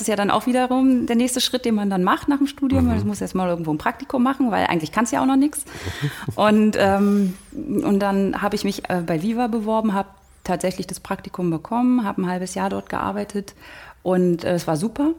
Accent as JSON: {"language": "German", "area": "Oderbruch", "region": "Brandenburg", "country": "Germany", "tie": "born or raised there", "moved": "as an adult", "lives_now": "Berlin, Germany", "said": "aus Brandenburg, aus dem Oderbruch. Und dort bin ich zur Schule gegangen und aufgewachsen"}